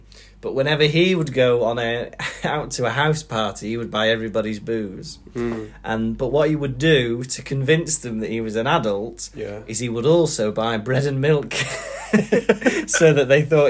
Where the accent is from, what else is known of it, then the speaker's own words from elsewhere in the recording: Wales, United Kingdom; accent: Manchester; now in Manchester, United Kingdom; Yeah, even when I moved to Manchester, I never had a Welsh accent. But then, but living here, my Manchester accent has got more Manc.